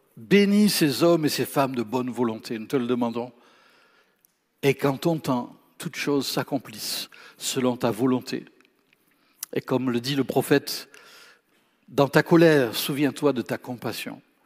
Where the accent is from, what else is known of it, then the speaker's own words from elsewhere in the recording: France; je suis français